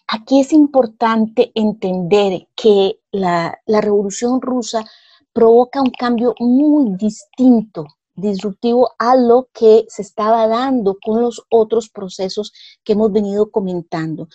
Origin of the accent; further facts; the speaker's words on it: Costa Rica; yo me siento costarricense y no me siento, por decirle, brasileña